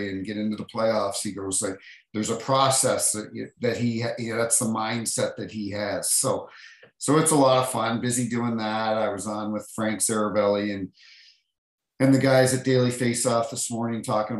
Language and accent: English; Hampton, New Brunswick, Canada; also born or lived in Toronto; now in St. Louis, United States; where I was growing up in Hampton, New Brunswick